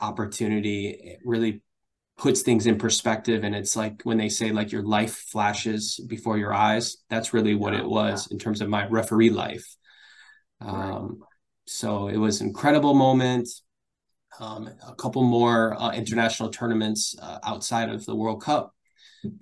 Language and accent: English; Michigan, United States; moved away; also born or lived in Ohio; I'm originally from Michigan